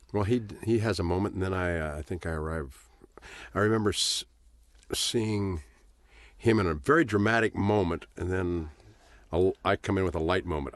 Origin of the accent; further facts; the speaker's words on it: Los Angeles, California, United States; Born in Hollywood, Hollywood Presbyterian Hospital